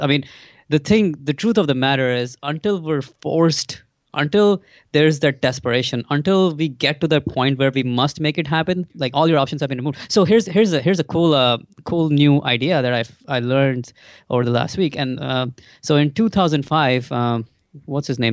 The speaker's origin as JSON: {"language": "English", "country": "India", "tie": "born or raised there", "moved": "as an adult", "lives_now": "United States", "said": "so I grew up in India. I, I grew up, uh, till I was twenty-one, I was actually in India"}